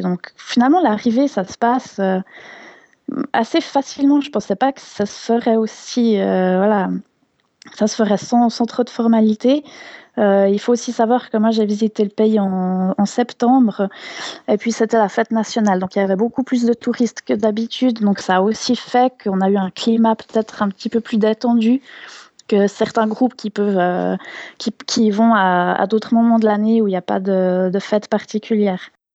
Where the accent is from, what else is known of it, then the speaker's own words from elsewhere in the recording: Switzerland; je venais de Suisse